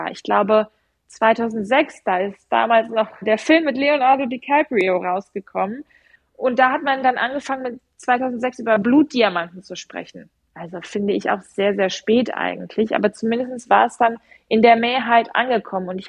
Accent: Rhineland, Germany; Ich bin ja Rheinländerin, deswegen erwähne ich jetzt den Rhein.

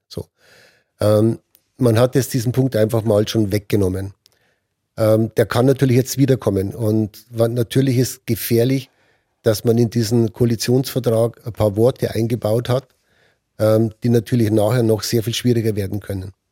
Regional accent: Germany; als Deutsche

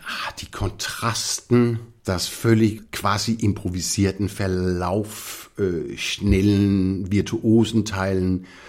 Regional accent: Copenhagen, Capital Region of Denmark, Denmark; German is a second language; moved away as an adult; also born or lived in Esbjerg, Denmark / Innsbruck, Austria / Munich, Germany / London, United Kingdom; als ich vier war, sind wir nach Kopenhagen übersiedelt. Und das war eigentlich meine Basis, mhm. mein ganzes Leben

